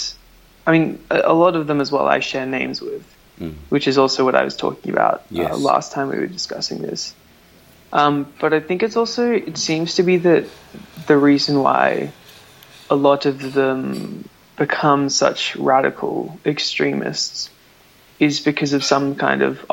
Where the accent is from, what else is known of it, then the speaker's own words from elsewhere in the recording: Canberra, Australian Capital Territory, Australia; also born or lived in Melbourne; now in Sweden; I was born on Ngunnawal Land in Canberra, and then I moved to Melbourne and I studied dance at the Victorian College of the Arts